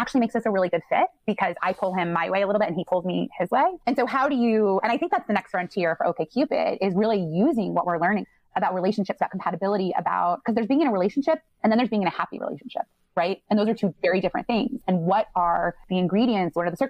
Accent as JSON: {"language": "English", "region": "Midwest", "country": "United States", "said": "I'm from the Midwest"}